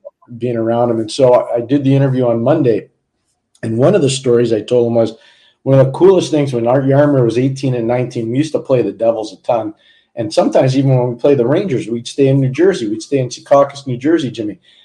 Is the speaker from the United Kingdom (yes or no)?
no; Montreal, Quebec, Canada; I was a young kid growing up in Montreal